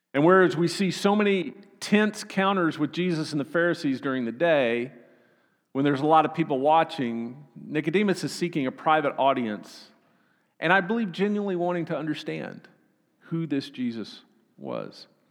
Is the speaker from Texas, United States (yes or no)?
yes; Austin, Texas, United States; I'm from Texas